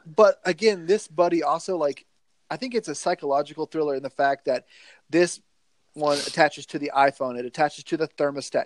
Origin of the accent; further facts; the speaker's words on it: the South, United States; accent: twang; I'm a Southerner